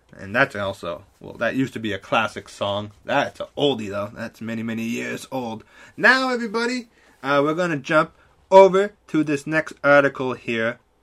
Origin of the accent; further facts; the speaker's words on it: Canada; I'm such a Canadian here